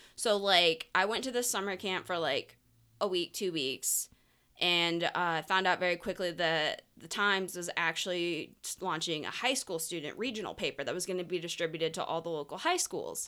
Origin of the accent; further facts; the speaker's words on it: St. Petersburg, Florida, United States; also born or lived in Tampa; I grew up in Saint Petersburg